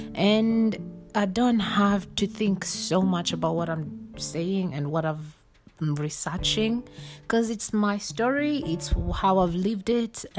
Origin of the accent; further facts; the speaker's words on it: Kenya; I born and bred in Kenya